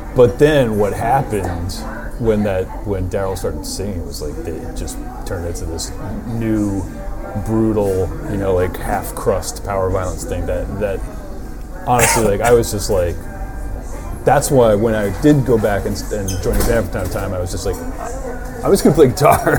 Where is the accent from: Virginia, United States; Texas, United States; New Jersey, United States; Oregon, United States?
New Jersey, United States; Bloomfield; but Bloomfield it had a I guess when I was growing up it had a kind of a, it was kind of a geriatric town